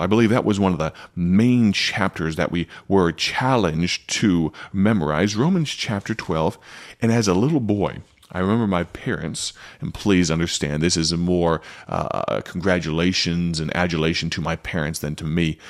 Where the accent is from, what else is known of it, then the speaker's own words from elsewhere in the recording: United States; now in Odell, United States; as an American